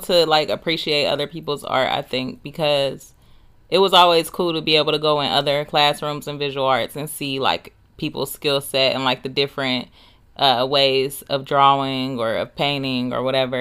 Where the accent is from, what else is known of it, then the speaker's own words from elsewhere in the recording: Dayton, Ohio, United States; we both grew up in the View